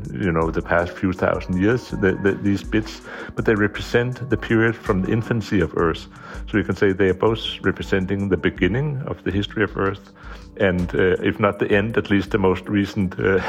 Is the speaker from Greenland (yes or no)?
yes; Greenland; now in Copenhagen, Denmark; I am I work at the University of Copenhagen, and I come originally from Greenland.